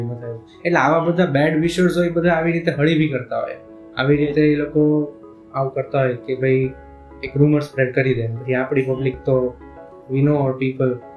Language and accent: Gujarati; Bhavnagar, Gujarat, India; હું ભાવનગરનો છું